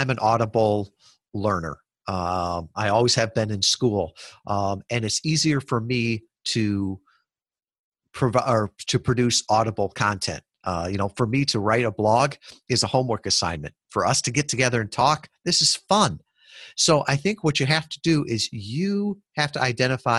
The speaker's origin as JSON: {"language": "English", "town": "Kalamazoo", "region": "Michigan", "country": "United States", "said": "I was from Kalamazoo, Michigan."}